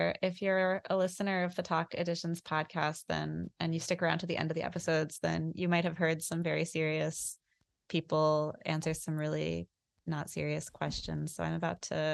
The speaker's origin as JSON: {"language": "English", "town": "New York City", "region": "New York", "country": "United States", "tie": "born or raised there", "said": "I grew up in New York City"}